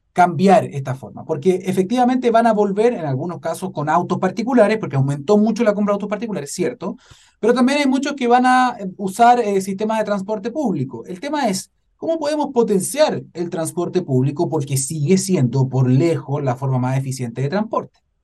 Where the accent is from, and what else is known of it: Chile